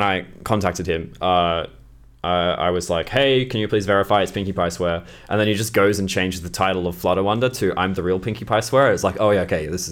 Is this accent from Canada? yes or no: no; Australia; as an Australian